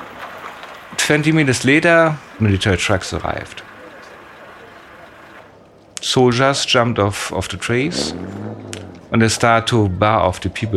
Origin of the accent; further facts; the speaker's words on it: Germany; I'm from Germany